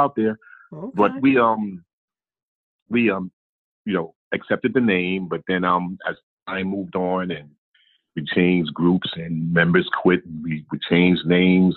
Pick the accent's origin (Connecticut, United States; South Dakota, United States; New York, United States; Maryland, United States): New York, United States; New York City; Born and raised in Brooklyn, out in Brownsville